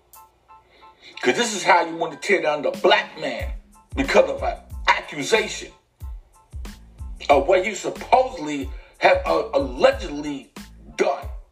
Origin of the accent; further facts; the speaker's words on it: New York City, New York, United States; I'm from the Bronx